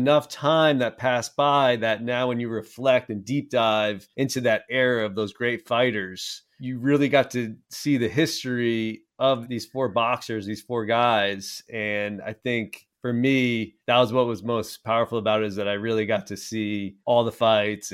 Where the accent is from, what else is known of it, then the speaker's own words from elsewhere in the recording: New England, United States; I'm from New England